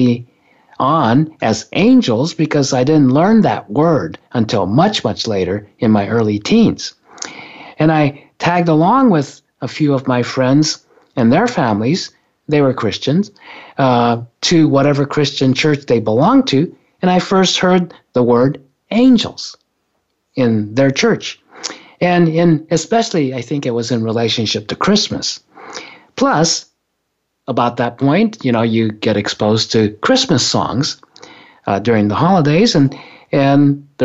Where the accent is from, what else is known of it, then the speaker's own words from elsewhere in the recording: Japan; when I was growing up in Japan, when I was a kid